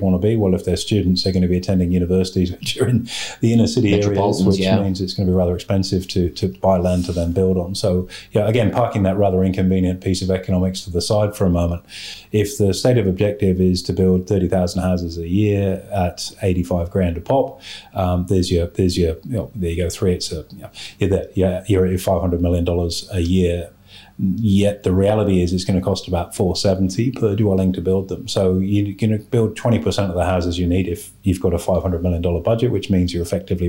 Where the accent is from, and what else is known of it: Australia